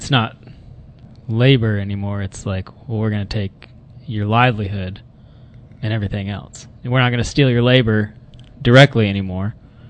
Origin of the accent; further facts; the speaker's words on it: Lake Highlands, Texas, United States; Lake Highlands.